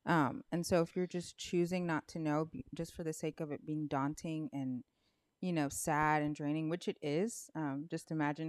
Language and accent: English; United States; because I was born here, yes, my parents are from Haiti. I'm Haitian American.